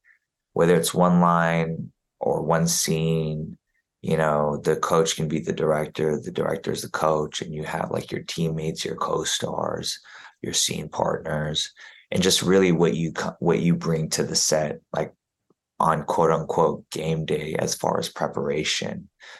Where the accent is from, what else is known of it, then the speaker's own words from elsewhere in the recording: Juneau, Alaska, United States; born there; also born or lived in Germany; I was born in Juneau, Alaska. And she was like, I lived in Juneau, Alaska. And I was like, oh my gosh, I'm an Army brat. And I lived in Germany.